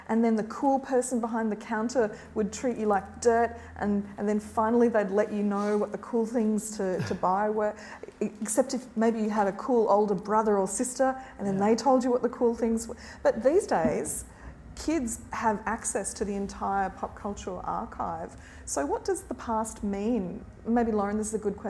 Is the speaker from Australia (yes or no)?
yes; Australia; we grew up with here in Australia